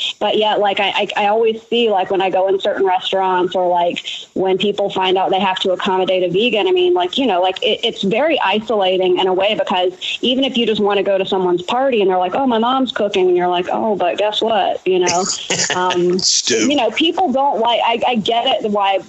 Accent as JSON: {"language": "English", "region": "Alabama", "country": "United States", "tie": "born or raised there", "said": "Actually, Alabama, actually."}